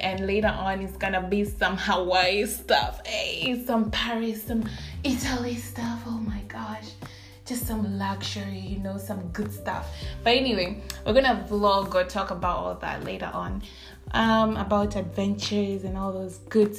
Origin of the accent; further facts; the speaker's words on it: Nairobi, Kenya; so yeah, I am actually Kikuyu, I'm a Kenyan, and I'm from Nairobi, Kenya. To all those people who know Nairobi, yeah. And I'm from Karen, that's where I grew up, and I thank God for that, because that is a privilege, honestly. That's where I was born.